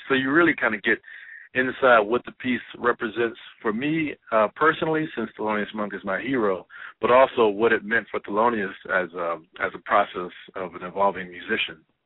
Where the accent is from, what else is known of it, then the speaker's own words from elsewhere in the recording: Houston, Texas, United States; now in New York, United States; I grew up in Houston, Texas